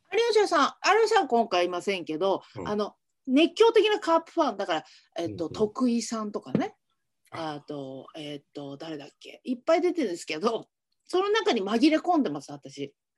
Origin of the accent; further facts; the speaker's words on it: Hiroshima, Japan; 私も広島出身なので